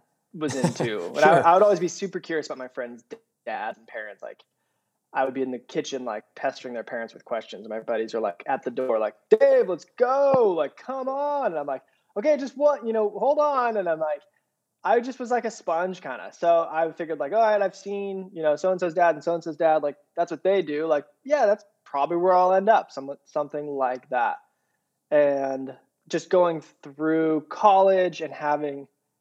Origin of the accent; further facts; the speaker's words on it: hometown near Orange, California, United States; I stayed here in my hometown. I went to Chapman University right up the road in Orange